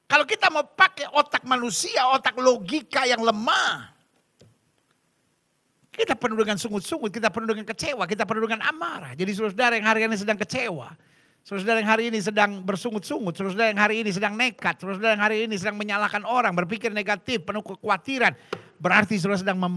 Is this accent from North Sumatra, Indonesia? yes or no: yes; Medan, North Sumatra, Indonesia; Aku anak Medan ini. Ya kan? Apakah Medan beranak? Bukan. Berarti aku berasal dari Medan.